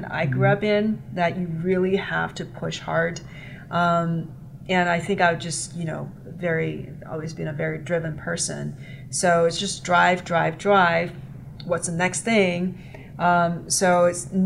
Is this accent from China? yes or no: yes; China; moved away as an adult; growing up in Chinese culture, I think, is highly competitive